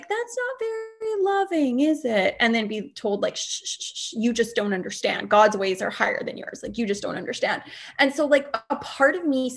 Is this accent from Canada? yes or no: yes; Canada; I'm not American, I'm Canadian